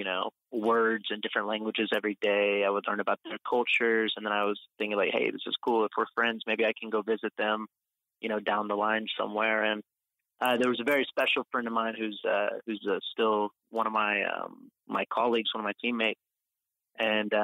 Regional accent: Oklahoma City, Oklahoma, United States; moved away as an adult; also born or lived in Austin, Texas; now in Europe; I was born in Austin, Texas, and then I grew up in Oklahoma City. And I moved to Europe when I was 18

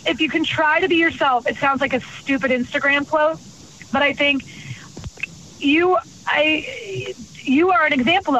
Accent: Clearwater, Florida, United States; also born or lived in South Africa; I went home to Tampa, Florida. I'm from Clearwater.

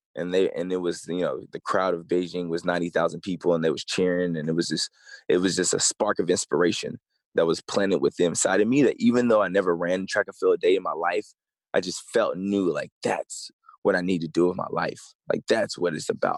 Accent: East Tennessee, United States; I grew up in East Tennessee

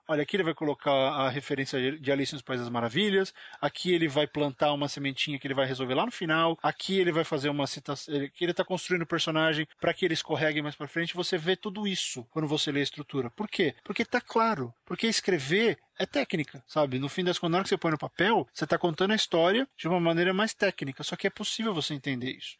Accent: São Paulo, Brazil; nós dois somos de São Paulo

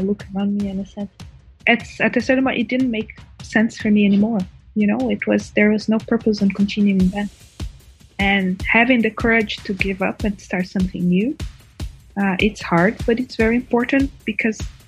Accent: Brazil; moved away as an adult; now in Canada; I was born in Brazil. I study pharmacology and biochemistry at the University of São Paulo

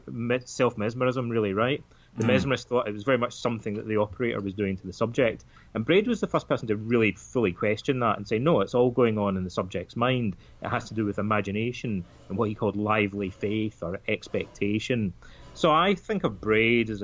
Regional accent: Scotland, United Kingdom; Like a lot of the kids in my hometown, our fathers all seem to be Freemasons. It's a kind of traditional thing in that part of Scotland.

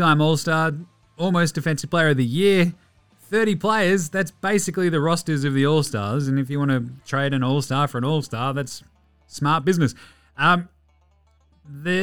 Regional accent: Australia; I'm Australian

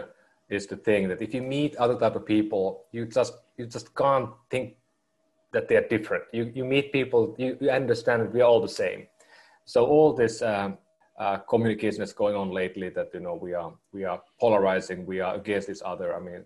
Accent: Finland; moved away as an adult; now in United States; I was born in northern Finland, up in a small town called Oulu. And it's actually just about 100 miles south of Arctic Circle.

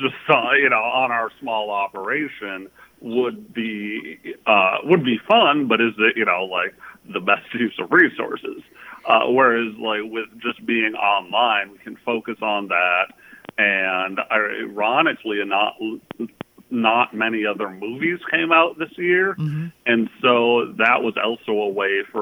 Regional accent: Minneapolis, Minnesota, United States; we're all, like, the main producers, we're all from Minnesota, Minneapolis

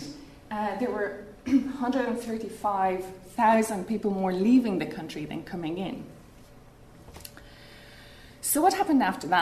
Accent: Hungary; also born or lived in Ireland; now in Spain; I actually grew up in Hungary, as my name would suggest.

